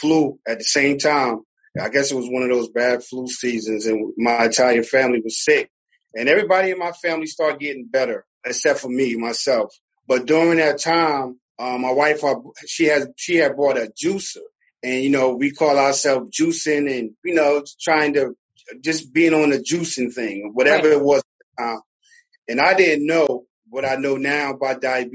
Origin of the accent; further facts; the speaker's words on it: Newark, New Jersey, United States; moved away as an adult; now in Glennville, United States; I'm originally from Newark, New Jersey. I'm a city boy